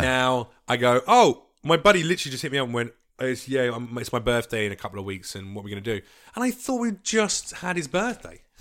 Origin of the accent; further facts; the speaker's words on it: London, United Kingdom; moved away as an adult; now in United States; I grew up in East London